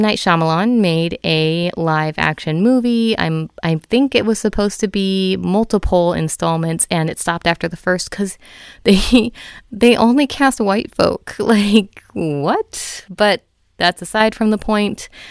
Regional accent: United States; I am a fifth generation Filipino in America

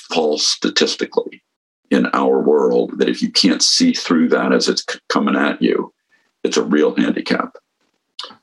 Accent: San Mateo, California, United States; also born or lived in San Francisco / Woodside, California; I grew up in San Mateo, California

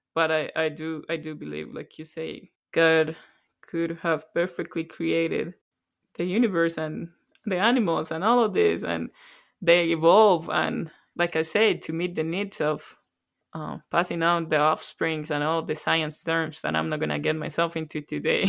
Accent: Colombia; moved away as an adult; now in Canada; Born and raised in Colombia. Moved to Canada about nine years ago.

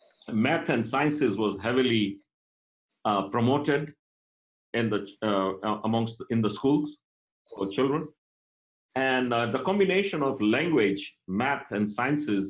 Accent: Kenya; moved away; I'm of Indian origin, but I was born and brought up in Kenya, and I did up to my high school in Kenya.

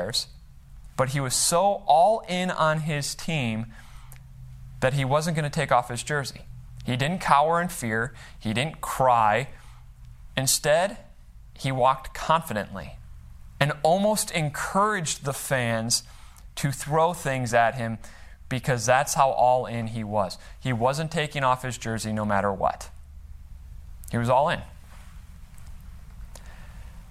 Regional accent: Chicago, Illinois, United States; I grew up in the Chicagoland area

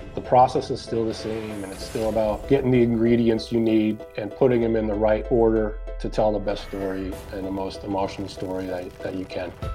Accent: Watertown, Massachusetts, United States; I grew up in Watertown, Massachusetts, just west of Boston

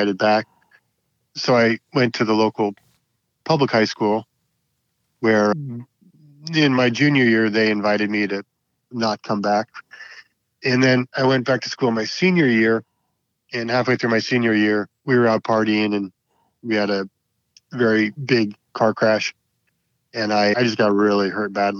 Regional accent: Paradise Valley, Arizona, United States; now in Alameda County, United States; I'm from Arizona. I'm from a suburb of Phoenix, a little town called Paradise Valley

